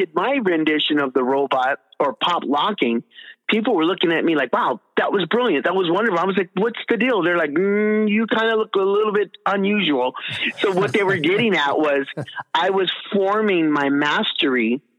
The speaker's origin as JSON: {"language": "English", "region": "California", "country": "United States", "said": "I am from California"}